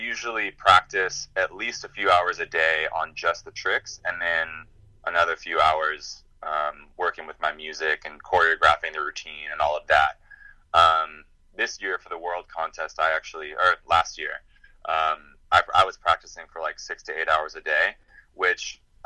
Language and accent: English; Chico, California, United States; my hometown, Chico, California, that's where the National Yo-Yo Museum is